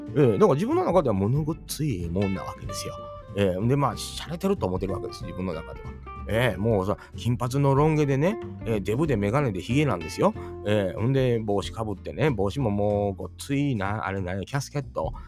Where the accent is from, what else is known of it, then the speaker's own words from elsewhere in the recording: Kansai, Japan; 関西人やから